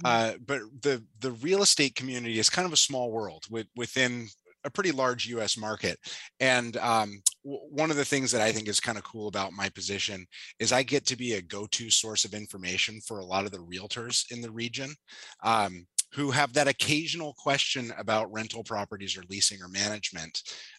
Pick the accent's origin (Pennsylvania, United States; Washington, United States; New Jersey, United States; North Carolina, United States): Washington, United States; Seattle; I was born in Seattle, grew up on the east side, primarily went to UW. I knew I wanted to stay here.